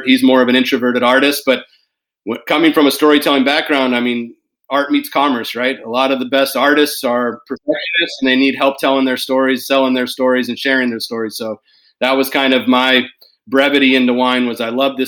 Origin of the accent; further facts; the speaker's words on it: Davis, California, United States; moved away as an adult; now in Portland, United States; born and raised in Davis, California, residing in Portland, Oregon